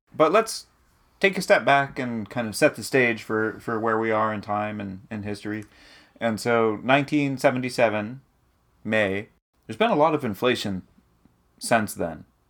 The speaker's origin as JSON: {"language": "English", "region": "New Hampshire", "country": "United States", "tie": "born or raised there", "said": "when we were kids growing up in New Hampshire"}